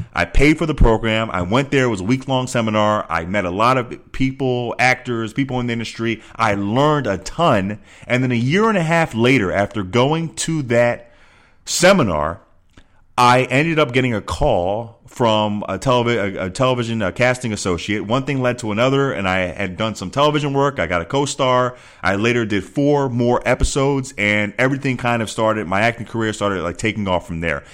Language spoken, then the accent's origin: English; Philadelphia, Pennsylvania, United States; moved away as an adult; also born or lived in Arizona; Philadelphia, my hometown